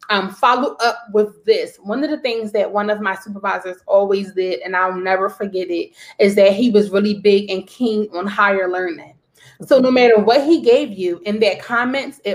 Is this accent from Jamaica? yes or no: yes; Jamaica; accent: Jamaican; my Jamaican accent